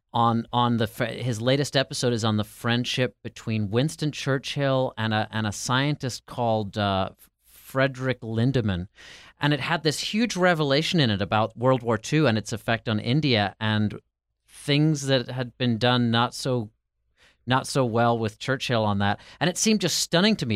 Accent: Ireland; now in United States; I'm from Ireland and came to America

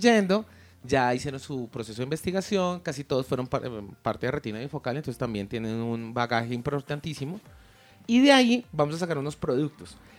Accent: Colombia; lo que somos hoy en día como colombianos

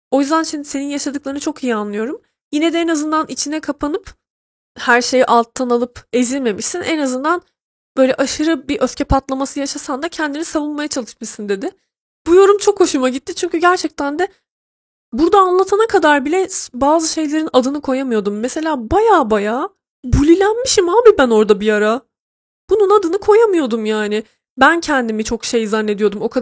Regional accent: Trabzon, Turkey; Evet görmemiştim ben 18 yaşına kadar küçük bir şehirde büyüdüm. Bir de Trabzon yani büyüdüğüm yer arkadaşlar. Onu da hesaba katın lütfen. Yani herhangi bir şehirde büyümedim ben.

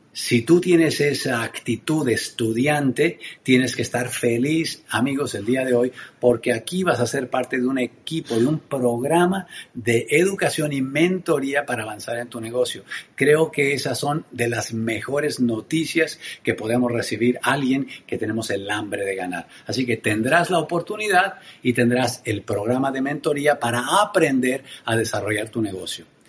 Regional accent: Tenancingo, Mexico; soy mexicano oriundo de un pueblo hermoso en el interior de mi país que se llama Tenancingo. Ahí crecí

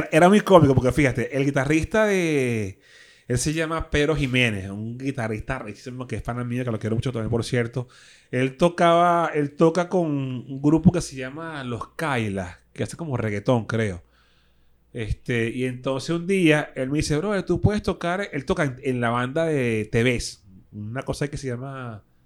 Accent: Caracas, Capital District, Venezuela; soy de Caricuado, con mucho así orgullo

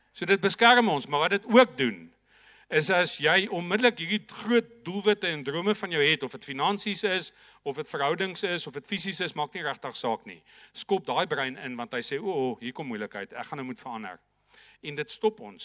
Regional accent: Viljoenskroon, Free State, South Africa; ek het in 'n baie klein dorpie groot geword, Vilienskroon, daar in die Noord-Vrystaat. So Janeman, ek is ongelukkig nog steeds 'n stoere Vrystaater

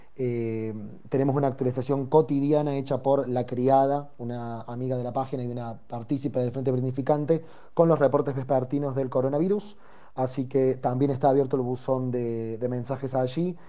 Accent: Córdoba, Argentina; moved away as an adult; now in Buenos Aires, Argentina; yo soy originariamente de Córdoba, Córdoba Capital, eh, crecí ahí, nací ahí y vivo en Capital Federal hace ya alrededor de dos años y medio

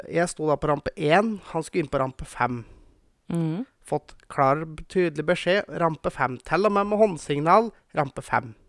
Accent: Bulgaria; Norwegian is a second language; Nei da, vi er fra Bulgaria, og vi prater bulgarsk.

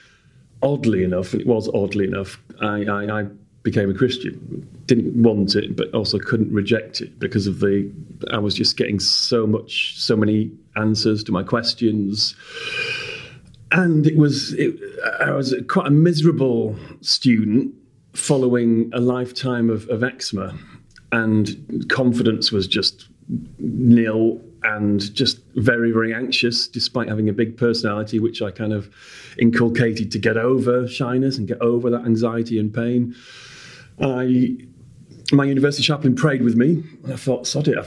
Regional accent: Leeds, Yorkshire and the Humber, United Kingdom; moved away as an adult; also born or lived in Durham / Gateshead; now in London, United Kingdom; I had been up north by then all my life. So being further up north kind of made sense, even though when I first arrived and I told them I was from Leeds

